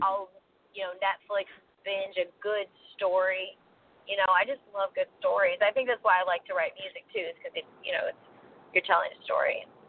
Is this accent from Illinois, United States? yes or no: no; Kodiak, Alaska, United States; also born or lived in Northern California / Washington State; now in Nashville, United States; I grew up in Kodiak, Alaska